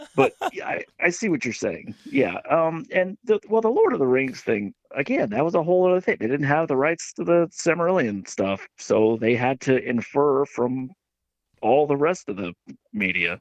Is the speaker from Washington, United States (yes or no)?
no; West Virginia, United States; I'm from West Virginia